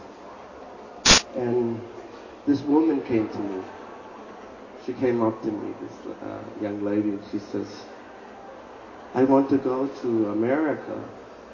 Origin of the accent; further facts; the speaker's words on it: Miami, Florida, United States; I was born and raised in Miami, Florida